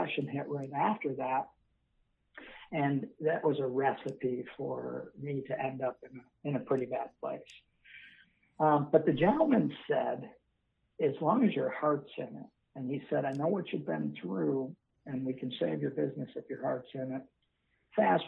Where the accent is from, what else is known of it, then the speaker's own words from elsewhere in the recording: Buffalo, New York, United States; moved away as an adult; now in Northern Virginia, United States; I'm originally from Buffalo, New York